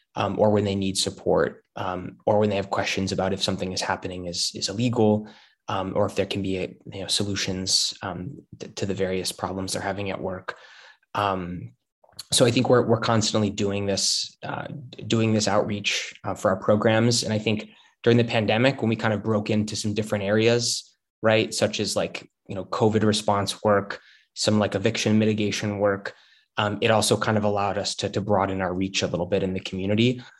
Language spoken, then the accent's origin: English; Chicago, Illinois, United States; I'm from Chicago originally, uh, and I come from um, sort of a, a middle class neighborhood that has a lot of union workers, a lot of city workers.